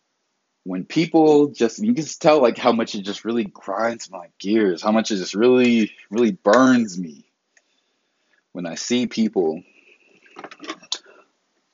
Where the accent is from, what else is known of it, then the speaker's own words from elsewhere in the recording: the South, United States; I'm from the South